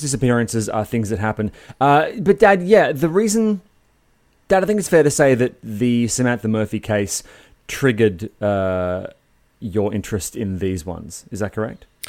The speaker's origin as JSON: {"language": "English", "town": "Sydney", "region": "New South Wales", "country": "Australia", "tie": "born or raised there", "moved": "as an adult", "lives_now": "Melbourne, Australia", "said": "I grew up in Sydney on the northern beaches, and, uh, I only moved to Melbourne when I was twenty-four"}